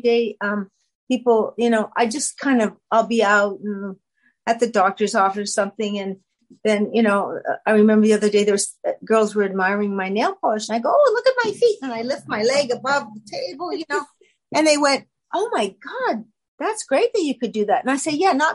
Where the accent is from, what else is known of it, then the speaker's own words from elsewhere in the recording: Canada; I'm a Canadian